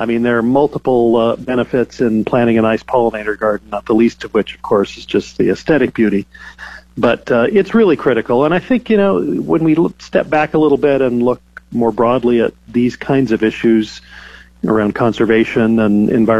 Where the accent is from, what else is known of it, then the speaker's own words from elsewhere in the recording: California, United States; my home state of California